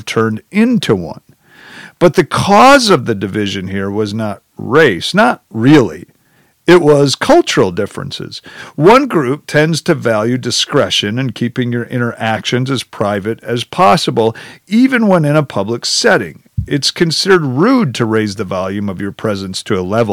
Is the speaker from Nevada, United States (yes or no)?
no; Janesville, Wisconsin, United States; The entire group of us were white, middle-class, Midwestern, small-town Wisconsinites